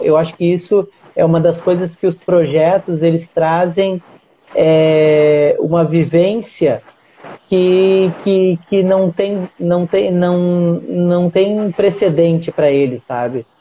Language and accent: Portuguese; Uruguaiana, Rio Grande do Sul, Brazil; now in Rio de Janeiro, Brazil; a cidade onde eu nasci porque eu sou eu moro aqui no Rio de, no Rio de Janeiro só que eu sou de Uruguaiana, Rio Grande do Sul